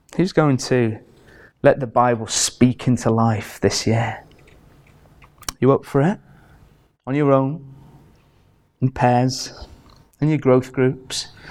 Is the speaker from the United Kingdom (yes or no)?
yes; Carlisle, North West England, United Kingdom; I'm from Carlisle